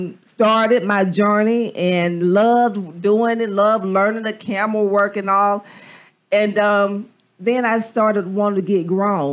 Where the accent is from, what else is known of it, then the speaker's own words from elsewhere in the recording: LaGrange, Georgia, United States; moved away as an adult; now in Alabama, United States; I'm born and raised out of LaGrange, Georgia. From behind the hill, as we say, and went to Troop High School, class of 1990.